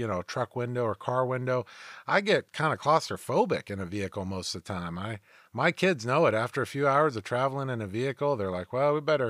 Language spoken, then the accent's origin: English; United States; We're all Americans